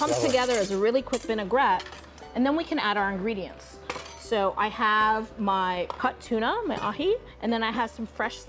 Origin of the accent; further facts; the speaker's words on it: New York, United States; now in Hawaii, United States; I'm from New York, where we get a lot of fresh fish on the East Coast